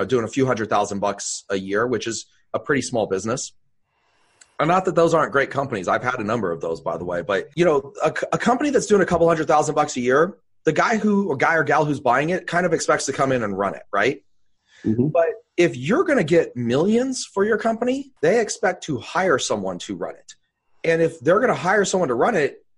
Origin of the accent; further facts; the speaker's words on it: Bay Area, California, United States; moved away as an adult; now in Idaho, United States; I'm originally from the Bay Area